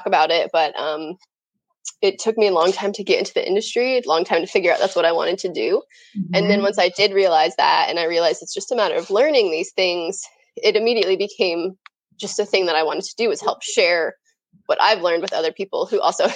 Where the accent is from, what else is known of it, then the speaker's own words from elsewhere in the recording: just south of Denver, Colorado, United States; I grew up in Colorado, grew up just south of Denver